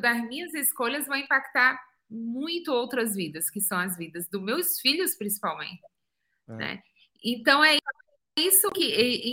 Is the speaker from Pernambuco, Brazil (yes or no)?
yes; Pernambuco, Brazil; moved away as an adult; also born or lived in São Paulo, Brazil / New Zealand / United States; sou pernambucana, nascida no interior de Pernambuco